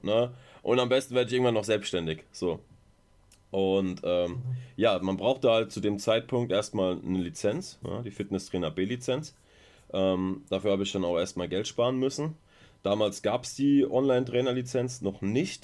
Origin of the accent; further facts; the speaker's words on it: Mannheim, Baden-Württemberg, Germany; now in Ludwigshafen, Germany; ich komme gebürtig aus ähm, Mannheim